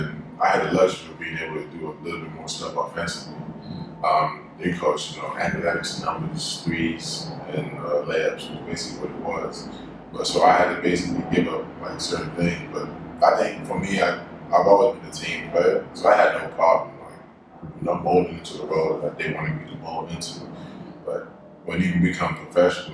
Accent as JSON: {"language": "English", "region": "Maryland", "country": "United States", "tie": "born or raised there", "also_born_or_lived": "Sierra Leone"}